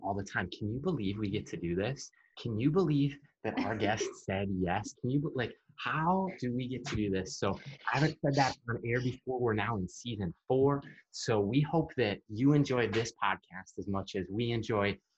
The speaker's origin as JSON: {"language": "English", "region": "Minnesota", "country": "United States", "said": "we're from Minnesota"}